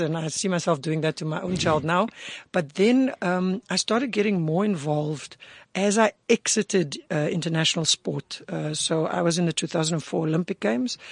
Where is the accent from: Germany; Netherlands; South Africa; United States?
South Africa; Cape Town, Western Cape; I grew up in the Cape Flats, in Cape Town